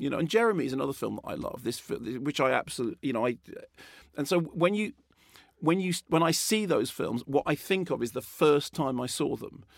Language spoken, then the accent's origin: English; Barnet, London, United Kingdom; I grew up in Barnet